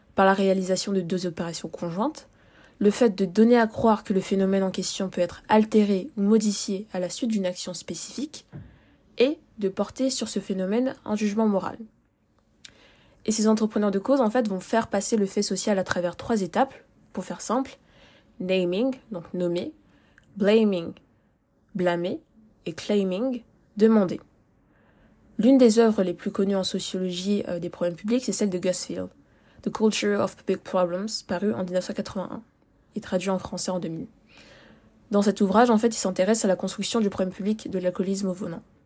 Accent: France; I'm French, French, je suis française

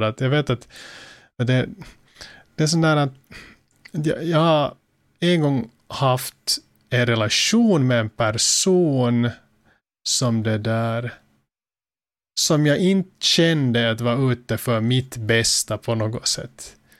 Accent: Finland; Som finländare

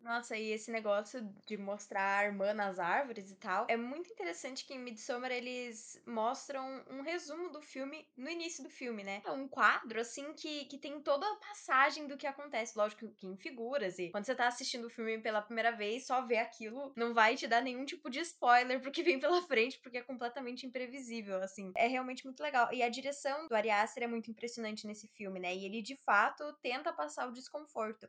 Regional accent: Curitiba, Paraná, Brazil; Eu sou de Curitiba

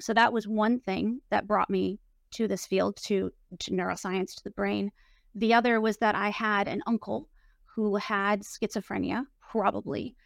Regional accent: Portland, Oregon, United States; I was brought up in Portland, Oregon

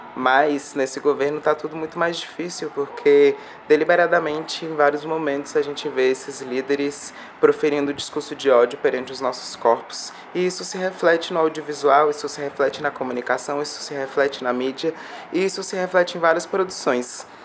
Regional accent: Brasília, Federal District, Brazil; eu tô aqui, ó, na Santa Maria, Distrito Federal, nesse momento, gravando esse vídeo. Uma quebrada aqui do Distrito Federal, fronteira DF, Goiás.

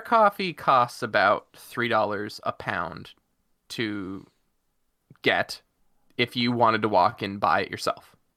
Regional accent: Prince Edward Island, Canada; accent: Islander; my Islander accent

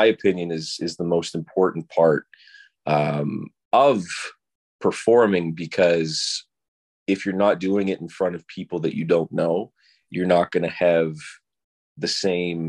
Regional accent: Oakville, Ontario, Canada; also born or lived in Toronto / Los Angeles; I'm from Oakville. I grew up here, which is where I am right now

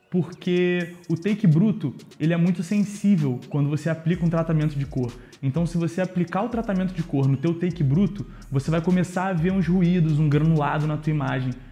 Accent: Rio de Janeiro, Brazil; Eu sou carioca, original do Rio de Janeiro

